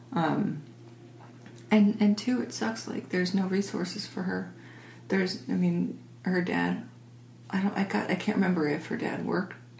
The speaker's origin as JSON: {"language": "English", "area": "suburb of Detroit", "region": "Michigan", "country": "United States", "tie": "born or raised there", "said": "we were in a wealthy suburb of Detroit"}